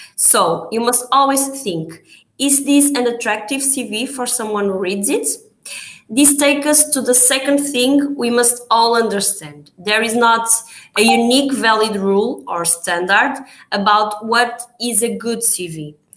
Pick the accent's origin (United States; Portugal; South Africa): Portugal